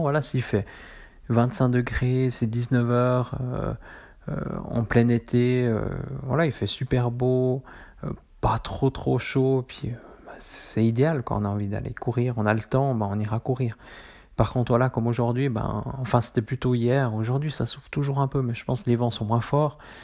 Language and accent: French; Switzerland; chez nous, en Suisse